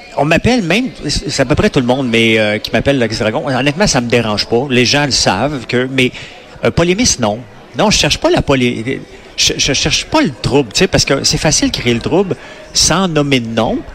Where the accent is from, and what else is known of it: Quebec, Canada